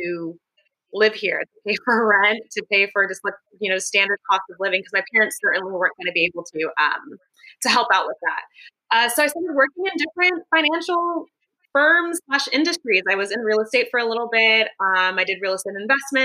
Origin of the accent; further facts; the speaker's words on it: Los Angeles, California, United States; moved away as an adult; now in San Francisco, United States; I was born and raised in the Los Angeles area